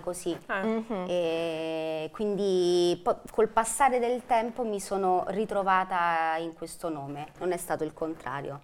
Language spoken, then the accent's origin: Italian; Velletri, Lazio, Italy; sono di Velletri, della provincia di Roma.